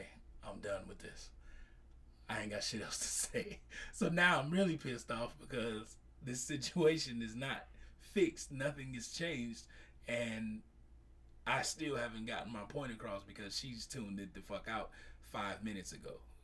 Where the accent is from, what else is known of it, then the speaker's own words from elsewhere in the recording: Chicago, Illinois, United States; moved away; I'm originally from Chicago